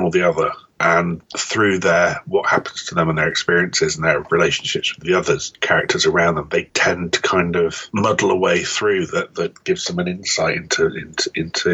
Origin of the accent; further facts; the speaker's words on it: United Kingdom; I am British